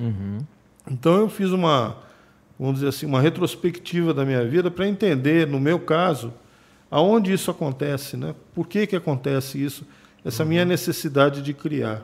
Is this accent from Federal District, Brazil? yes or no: yes; Brasília, Federal District, Brazil; also born or lived in São Paulo; Meu pai era funcionário do Banco Brasil. Tá. Na época, em 1974, ele foi transferido para Brasília, né? E eu fui com 10 anos para lá e tô lá até hoje